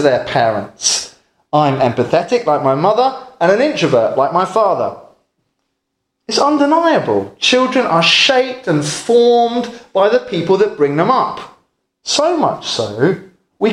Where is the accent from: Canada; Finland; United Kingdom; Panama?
United Kingdom; England; where I come from in England